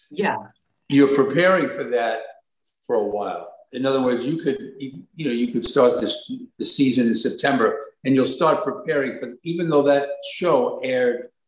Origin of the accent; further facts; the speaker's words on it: Brooklyn, New York, United States; I'm from Brooklyn. I'm from Brooklyn.